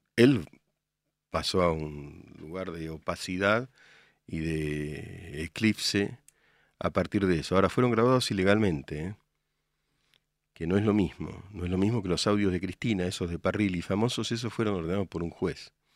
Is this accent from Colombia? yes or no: no; Morón, Buenos Aires Province, Argentina; yo nací en Morón